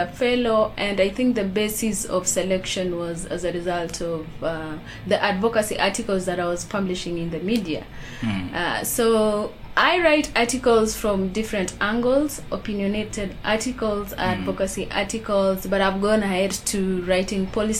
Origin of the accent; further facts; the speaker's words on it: Baringo County, Kenya; I come from Baringo